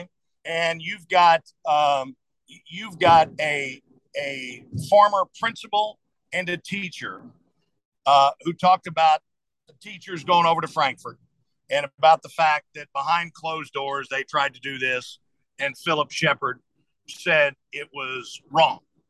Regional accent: Ohio, United States; moved away; I grew up in Ohio

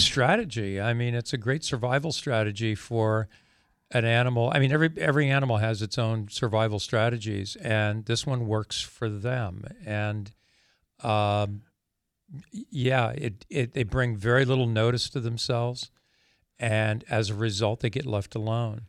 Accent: Pennsylvania, United States; I grew up in Pennsylvania.

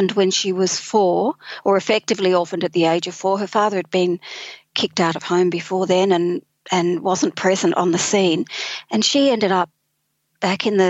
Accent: Sydney, New South Wales, Australia; moved away as an adult; now in Taree, Australia; I'm originally from Sydney

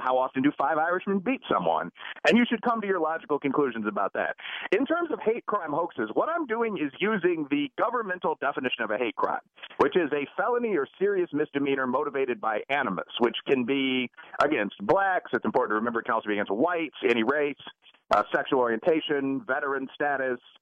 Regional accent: Chicago, Illinois, United States; I'm from Chicago.

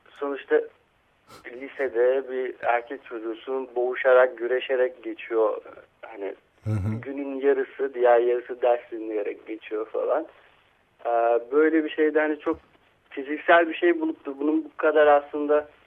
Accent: Istanbul, Turkey; E, İstanbul'da. İstanbul'da.

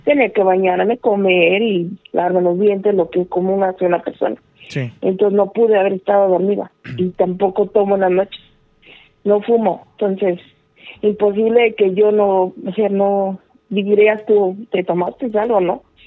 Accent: Mexico; now in Chicago, United States; nací en México, pero estoy en mm. Chicago

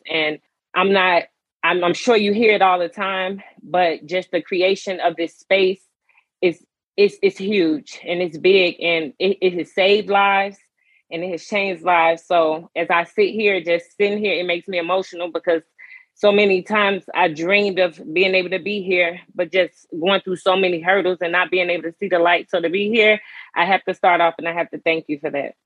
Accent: Chicago, Illinois, United States; now in Baltimore, United States; I am originally from Chicago, Illinois, um, but I currently reside um, outside of Baltimore, Maryland.

